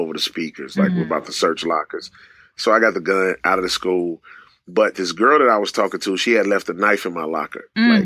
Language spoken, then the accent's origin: English; St. Louis, Missouri, United States; also born or lived in Greenwood, Mississippi; I grew up in the inner city of St. Louis in a single-parent home